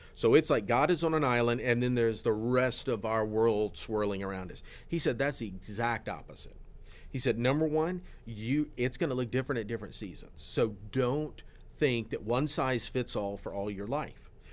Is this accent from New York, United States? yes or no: no; Florida, United States; I grew up in Florida